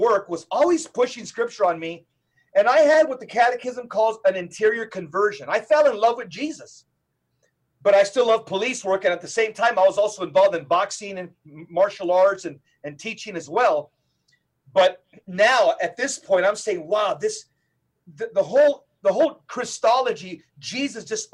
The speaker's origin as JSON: {"language": "English", "region": "Southern California", "country": "United States", "tie": "born or raised there", "moved": "as an adult", "lives_now": "Phoenix, United States", "said": "I was born and raised in Southern California. I've only lived here in the Phoenix area for 5 years"}